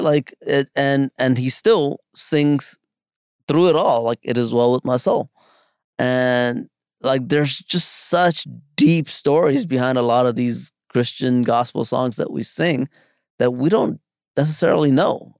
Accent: New York City, New York, United States; also born or lived in India; back in the Bronx where I grew up.

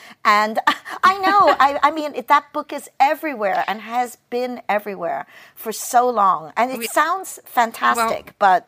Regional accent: New York City, New York, United States; moved away as an adult; also born or lived in Hong Kong; now in Netherlands; New York is my hometown.

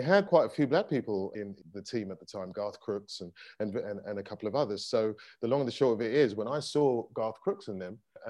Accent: London, United Kingdom; I'm from South East London.

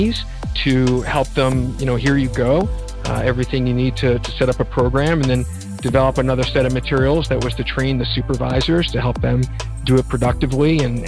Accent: Philadelphia, Pennsylvania, United States; mainly in and around Philadelphia, and spent my summers in Northern Ontario

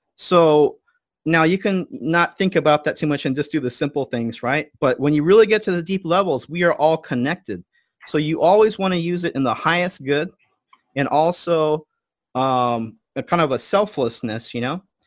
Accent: United States; I'm American, but my family is a Buddhist priest line for four hundred years.

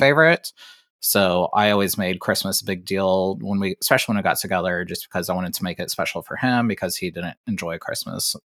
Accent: Ohio, United States; I'm from Ohio

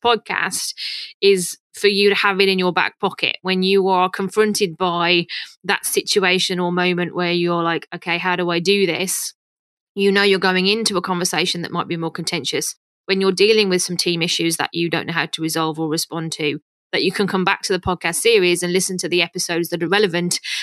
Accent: United Kingdom; accent: British; moved away as an adult; now in Canada; probably guessed by my accent that I'm British.

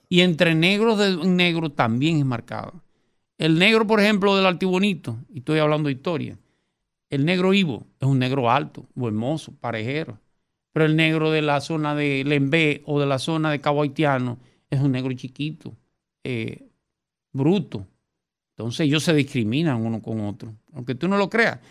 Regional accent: Dominican Republic; Nosotros somos dominicanos

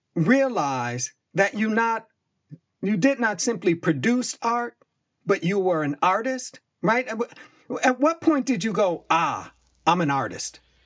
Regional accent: Buffalo, New York, United States; I grew up in Buffalo, New York, but my people come from Virginia and North Carolina

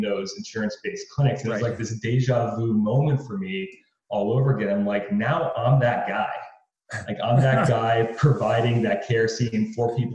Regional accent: Pottsville, Pennsylvania, United States; now in Arizona, United States; I grew up in Northeast Pennsylvania in a little backwoods town called Pottsville.

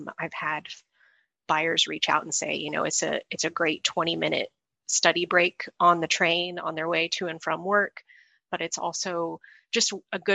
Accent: Indianapolis, Indiana, United States; moved away as an adult; I'm from Indianapolis

